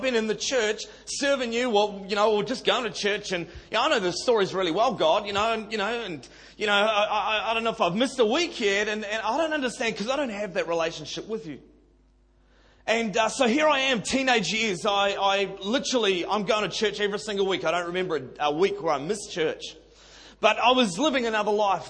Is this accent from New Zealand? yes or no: yes; Auckland, New Zealand; now in Sydney, Australia; I'm a Kiwi boy, born and bred in Auckland City, and South Auckland.